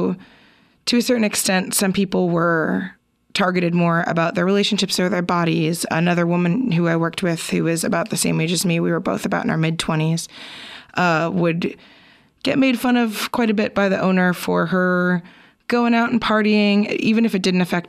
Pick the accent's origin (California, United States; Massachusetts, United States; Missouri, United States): California, United States; East Bay; now in Portland, United States; I'm from the East Bay myself.